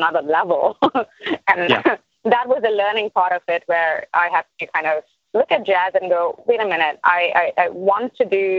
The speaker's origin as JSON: {"language": "English", "country": "India", "moved": "yes", "said": "coming from India"}